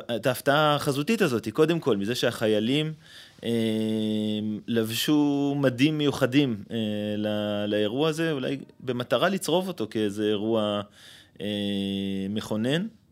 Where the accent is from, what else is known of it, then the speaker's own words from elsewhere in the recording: Ma'alot-Tarshiha, Northern District, Israel; now in Bat Ayin; גדלתי במועט... אה, אז בעיירת פיתוח מעלות